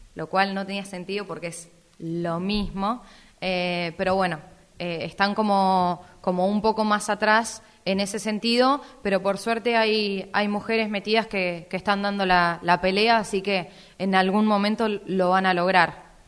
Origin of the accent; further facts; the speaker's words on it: Necochea, Buenos Aires Province, Argentina; yo no era de Italia y que era de Argentina